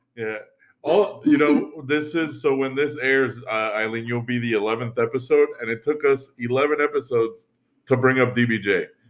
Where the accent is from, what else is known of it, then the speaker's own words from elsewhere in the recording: New York, United States; as a New Yorker